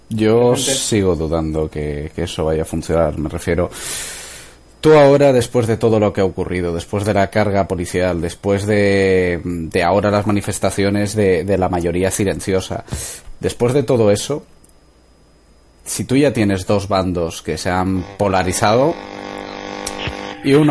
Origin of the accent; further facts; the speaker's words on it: Balearic Islands, Spain; pasa también en Baleares, que es mi tierra